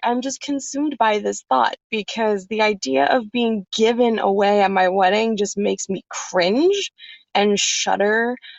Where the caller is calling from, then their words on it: New Jersey, United States; I'm calling you from the Garden State, good old New Jersey.